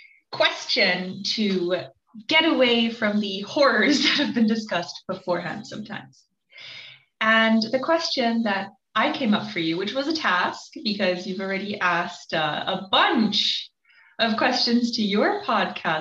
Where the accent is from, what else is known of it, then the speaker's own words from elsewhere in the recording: Germany; moved away; I grew up in Germany